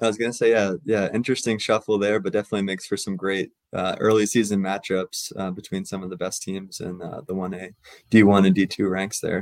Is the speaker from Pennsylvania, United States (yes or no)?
yes; central Pennsylvania, United States; moved away as an adult; also born or lived in Virginia; now in North Idaho, United States; where I grew up in Pennsylvania, uh, central Pennsylvania, and uh, went to high school there